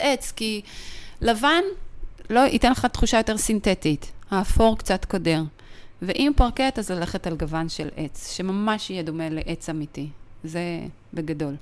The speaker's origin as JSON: {"language": "Hebrew", "country": "Israel", "said": "אנחנו ישראלים"}